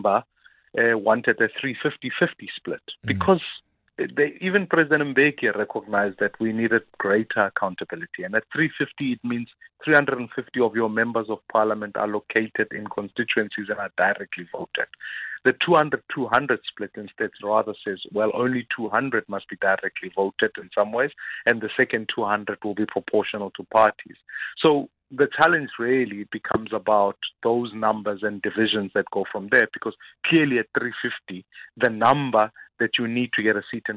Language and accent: English; Johannesburg, Gauteng, South Africa; I'm from Dobsonville